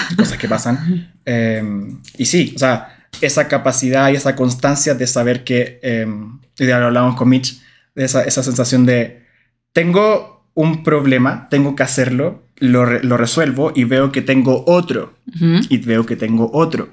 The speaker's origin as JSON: {"language": "Spanish", "region": "Valparaíso", "country": "Chile", "tie": "born or raised there", "said": "en Valparaíso, mi ciudad natal"}